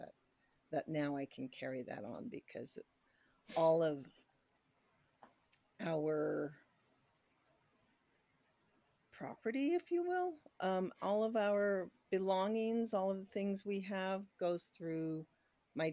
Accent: Chinle, Arizona, United States; now in New Mexico, United States; originally I'm from Chinle, Arizona, which is right in the middle of the Navajo Nation.

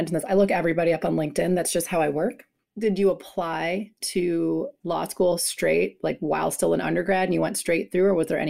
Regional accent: Milwaukee, Wisconsin, United States; I'm from Milwaukee. I grew up there.

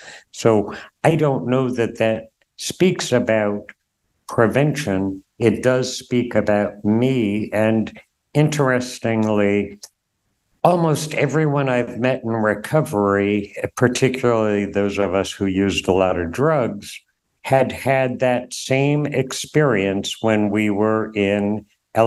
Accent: Durham, New Hampshire, United States; so I grew up in Durham, college town, a buddy and I went door to door in Williamson Hall, a residential dorm

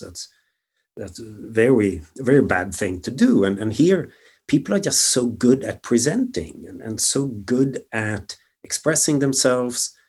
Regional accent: just outside of Stockholm, Stockholm County, Sweden; moved away as an adult; also born or lived in Germany; now in San Francisco, United States; grew up just outside of Stockholm

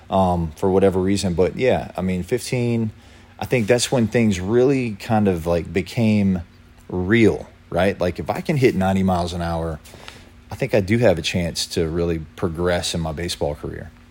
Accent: Lynchburg, Virginia, United States; I'm from Lynchburg, Virginia

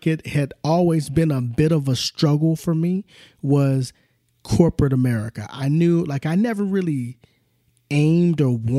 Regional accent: Southern California, United States; also born or lived in Oklahoma; child of the 70s and the 80s, you know, also, and growing up, born in Oklahoma, moved to Southern California when I was probably in the third or fourth grade, and would go back and forth to Oklahoma.

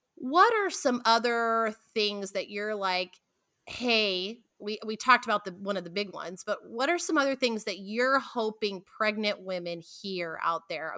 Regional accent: Pacific Northwest, United States; I'm from the Pacific Northwest

